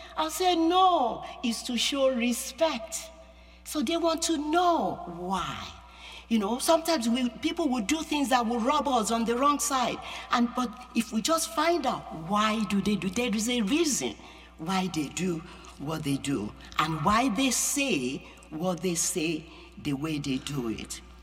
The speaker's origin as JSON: {"language": "English", "region": "Yorubaland", "country": "Nigeria", "tie": "born or raised there", "second_language": "English", "moved": "yes", "lives_now": "United States", "said": "I'm an American, and I'm also Nigerian. I have a dual citizenship, you know, but inside me is Yoruba. That's my culture. That's the culture I grew up in."}